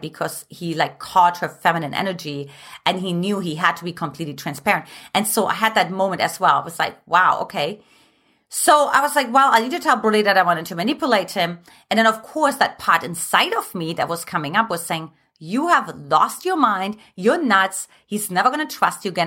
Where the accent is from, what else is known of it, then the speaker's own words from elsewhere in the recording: Germany; moved away; I'm from Germany